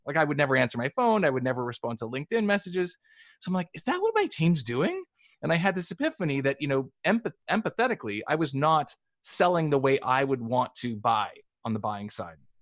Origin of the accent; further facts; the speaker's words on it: Canada; I'm Canadian and I grew up playing hockey